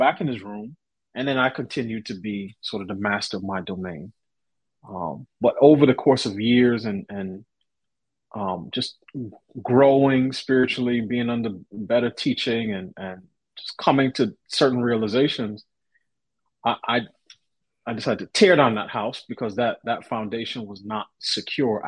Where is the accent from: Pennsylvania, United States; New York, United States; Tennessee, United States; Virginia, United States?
New York, United States; New York City; I grew up in New York City, parent to parents who immigrated